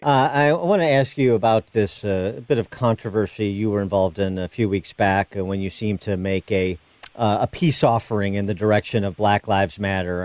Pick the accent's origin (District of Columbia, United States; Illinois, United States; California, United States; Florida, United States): Illinois, United States; my home state of Illinois